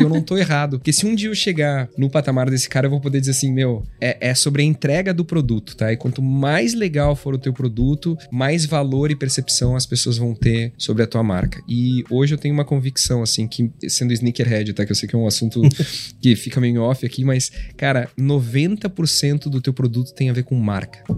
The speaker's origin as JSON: {"language": "Portuguese", "town": "Gramado", "region": "Rio Grande do Sul", "country": "Brazil", "tie": "born or raised there", "also_born_or_lived": "Porto Alegre"}